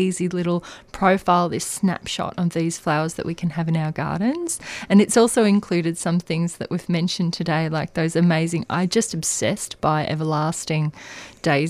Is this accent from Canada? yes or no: no; Australia; as an Australian gardener